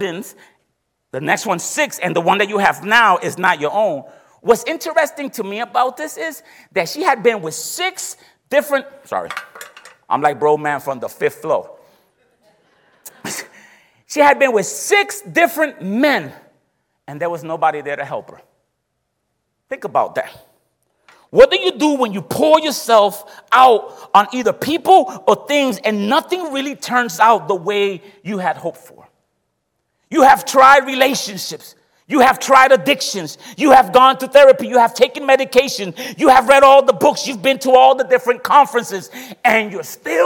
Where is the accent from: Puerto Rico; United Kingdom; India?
Puerto Rico; moved away; I come from the countryside of Puerto Rico